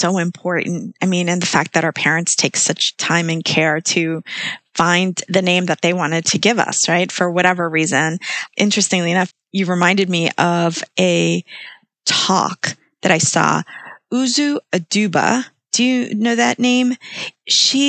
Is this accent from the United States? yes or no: no; Guatemala; moved away; I was born in Guatemala